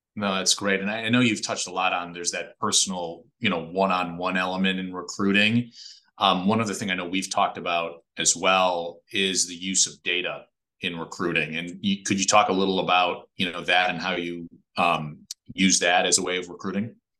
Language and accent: English; Chicago, Illinois, United States; I grew up in Chicago in the city